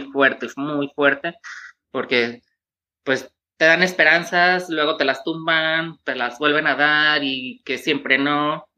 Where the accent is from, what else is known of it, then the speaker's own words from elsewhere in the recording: Tepatitlán, Jalisco, Mexico; yo vengo de una ciudad pequeña que se llama Tepatitlán